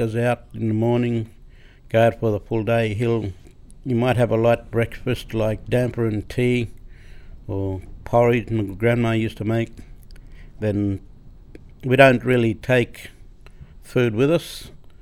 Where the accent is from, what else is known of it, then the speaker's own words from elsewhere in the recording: Cooktown, Queensland, Australia; I was born in Cooktown, 1961, in the old Cooktown Hospital.